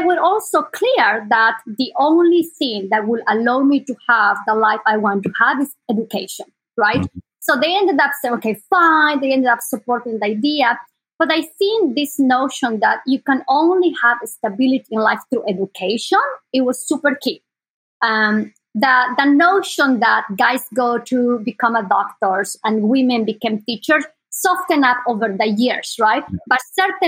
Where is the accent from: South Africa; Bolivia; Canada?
Bolivia; Sucre, Chuquisaca; born or raised there; English is a second language; moved away as an adult; now in Bay Area, United States